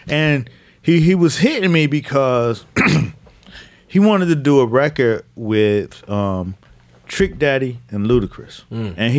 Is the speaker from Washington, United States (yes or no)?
no; Miami, Florida, United States; I'm from Miami. I'm Dade County